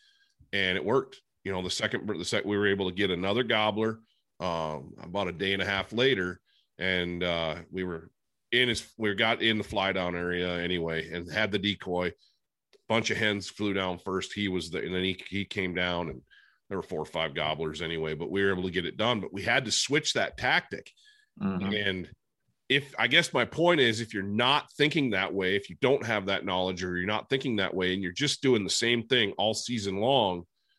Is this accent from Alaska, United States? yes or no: no; Michigan, United States; moved away; where I grew up back in Michigan